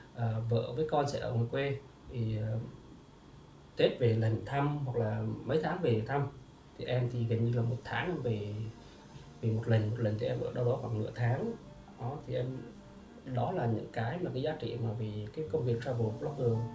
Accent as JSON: {"language": "Vietnamese", "country": "Vietnam", "tie": "born or raised there", "moved": "yes", "lives_now": "Ho Chi Minh City, Vietnam", "said": "em là xuất phát từ một người người quê rạch"}